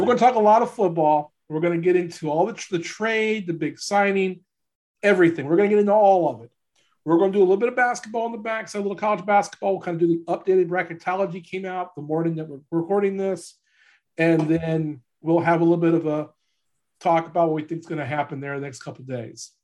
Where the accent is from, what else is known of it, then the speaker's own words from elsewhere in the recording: Louisiana, United States; now in Kansas, United States; I'm from Louisiana